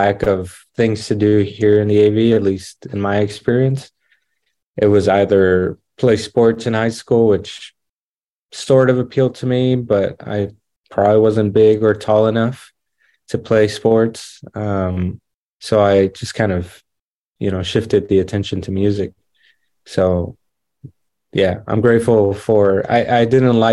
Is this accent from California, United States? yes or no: yes; Los Angeles, California, United States; also born or lived in Lancaster, California; I grew up in San Fernando Valley, so in the valley in California. Half of my life there, and then I moved up here to, we call it DAV, but it's Lancaster, Palmdale